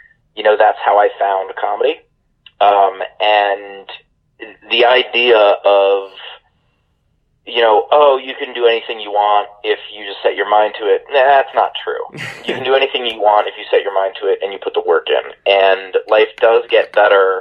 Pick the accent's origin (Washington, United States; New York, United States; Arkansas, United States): New York, United States; New York City; I grew up fairly sheltered, which is a weird thing to say about growing up in New York City